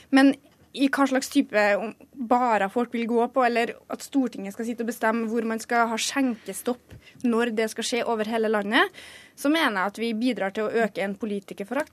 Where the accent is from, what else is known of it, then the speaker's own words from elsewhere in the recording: Orkdal, Trøndelag, Norway; jeg er fra Orkdalen